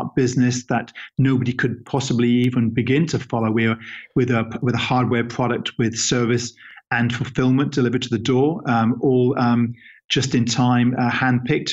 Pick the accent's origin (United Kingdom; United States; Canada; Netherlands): United Kingdom; England; He's an English guy, just like myself